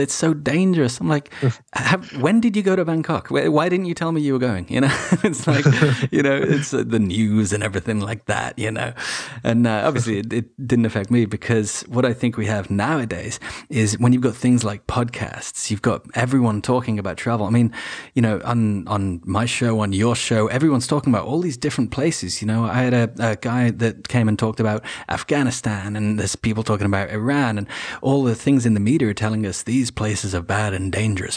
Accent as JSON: {"language": "English", "region": "Wales", "country": "United Kingdom", "tie": "born or raised there", "moved": "yes", "said": "I grew up partially in Wales as well"}